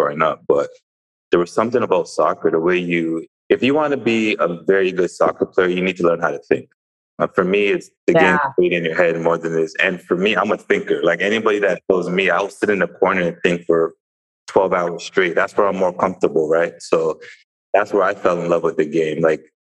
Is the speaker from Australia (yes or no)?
no; Brampton, Ontario, Canada; moved away; I'm from Toronto. I tell that to people who aren't from the area, but people that are familiar with the area, I'm from a place called Brampton, which is west of downtown Toronto